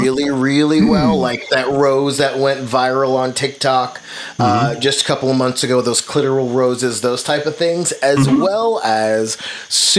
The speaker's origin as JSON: {"language": "English", "town": "New York City", "region": "New York", "country": "United States", "tie": "born or raised there", "moved": "yes", "lives_now": "Tulsa, United States", "said": "I actually was born and raised in Brooklyn, but I live in Tulsa, Oklahoma"}